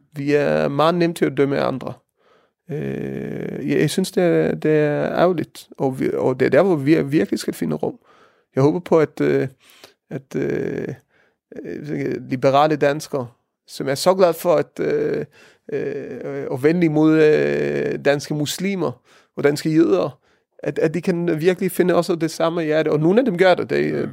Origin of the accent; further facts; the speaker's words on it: Israel; Danish is a second language; moved away as an adult; also born or lived in Norway; now in Denmark; jeg er opvokset i Israel